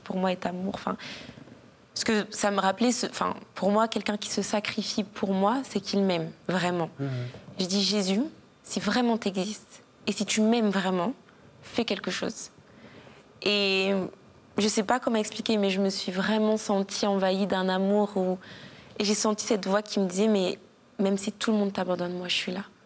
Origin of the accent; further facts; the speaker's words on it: Cires-lès-Mello, Hauts-de-France, France; also born or lived in Guadeloupe (ancestry); de Cire-les-Mélos, une petite ville dans le 60